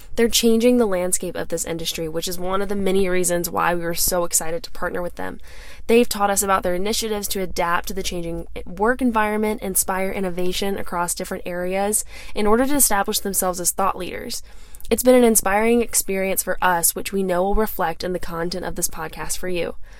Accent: Charleston, United States; I'm from Charleston

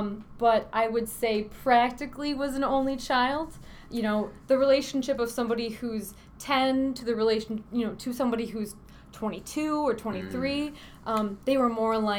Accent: Westmoreland, New York, United States; I am from Westmoreland, New York.

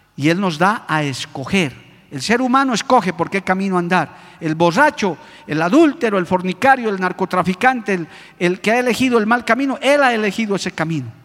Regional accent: Bolivia; nosotros como bolivianos

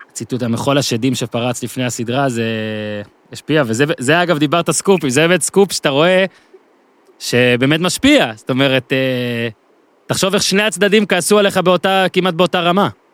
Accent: Ben Ami, Northern District, Israel; אני ממושב בן עמי בצפון

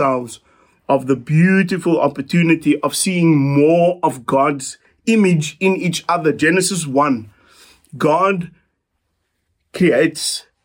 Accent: South Africa; us as South African disciples

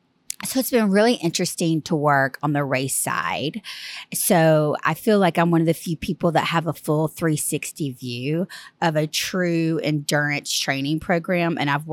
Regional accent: Tuscaloosa, Alabama, United States; Yes, I'm originally from Alabama. I'm actually from Tuscaloosa.

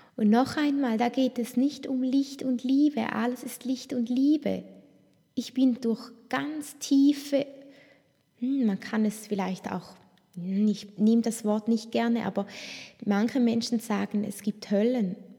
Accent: Toggenburg, St. Gallen, Switzerland; ich bin so bodenständig aufgewachsen im Tockenburg, in den Bergen

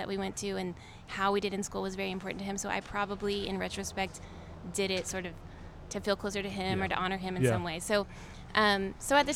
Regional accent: Arlington, Texas, United States; also born or lived in New York City; I grew up here in Arlington

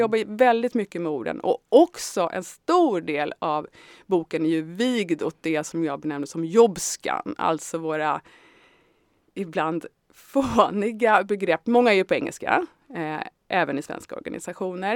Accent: Tyresö, Stockholm County, Sweden; also born or lived in Södermalm, Stockholm; jag kommer från Tyresö ursprungligen och har levt stora delar av mitt liv på Södermalm.

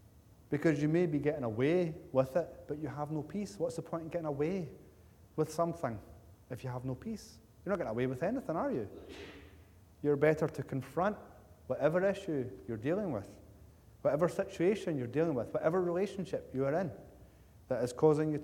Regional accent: Cumbernauld, Scotland, United Kingdom; the people that I grew up with in Cumbernauld Baptist Church

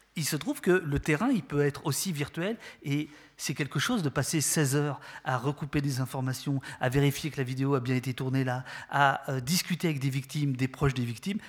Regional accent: France; accent: French; vous l'entendez à mon accent, euh, je suis désolé, français

